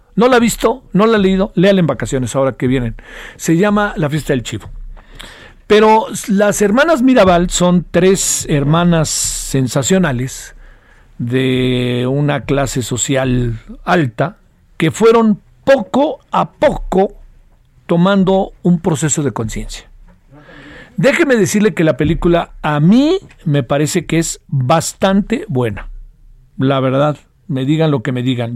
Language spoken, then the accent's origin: Spanish; Mexico